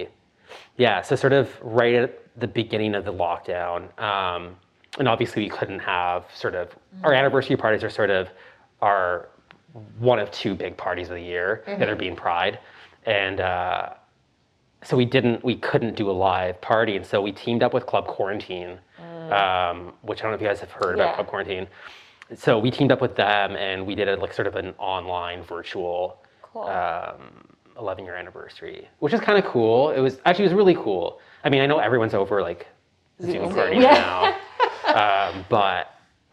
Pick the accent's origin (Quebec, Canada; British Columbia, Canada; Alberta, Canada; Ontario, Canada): British Columbia, Canada; Vancouver; now in Toronto, Canada; I was born and raised in Vancouver.